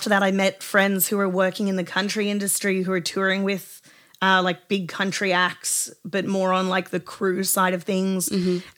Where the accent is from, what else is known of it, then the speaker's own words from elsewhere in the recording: Sydney, New South Wales, Australia; moved away as an adult; now in United States; So basically, I'm from Southwest Sydney